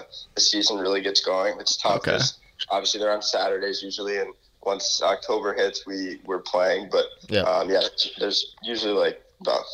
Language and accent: English; Connecticut, United States; moved away as an adult; now in Michigan, United States; I'm from Connecticut, so didn't grow up in Michigan